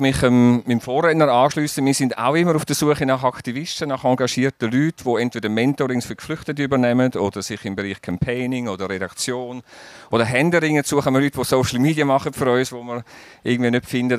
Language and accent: German; Zurich, Switzerland; als Zürcher in Basel